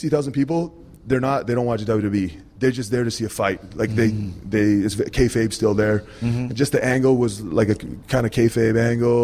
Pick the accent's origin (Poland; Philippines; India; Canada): India; I'm Indian